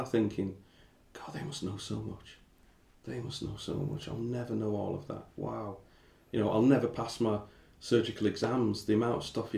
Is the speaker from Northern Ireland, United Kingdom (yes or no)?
no; Barrow-in-Furness, North West England, United Kingdom; also born or lived in Kettering; now in London, United Kingdom; my mates that I grew up with in Barry